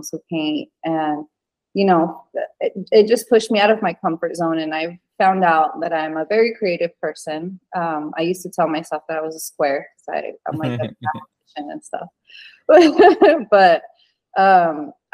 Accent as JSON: {"language": "English", "region": "Utah", "country": "United States", "tie": "born or raised there", "also_born_or_lived": "Venezuela", "moved": "as an adult", "lives_now": "Texas, United States", "said": "I am from Venezuela, but I grew up in Utah. I lived in Utah for like 16, 17 years."}